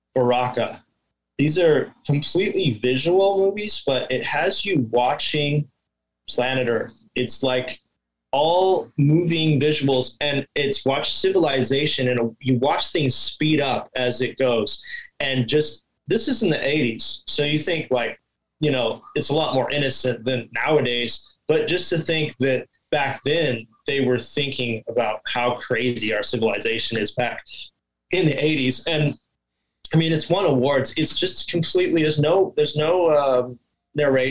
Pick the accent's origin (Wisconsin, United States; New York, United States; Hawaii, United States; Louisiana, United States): Hawaii, United States; also born or lived in Big Island, Hawaii / Kauai, Hawaii / California / Washington; I'm from here. I live on Oahu, the main island.